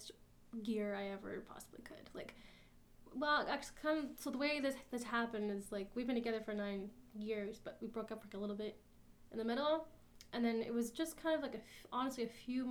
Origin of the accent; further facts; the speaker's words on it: Quispamsis, New Brunswick, Canada; also born or lived in Fredericton; I grew up in Quispam, which is like, it's not a university town, it's like a very residential New Brunswick place